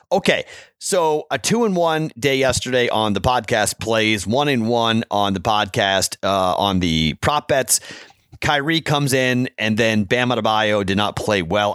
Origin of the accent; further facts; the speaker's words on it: Andover, Massachusetts, United States; my hometown of Andor, Massachusetts.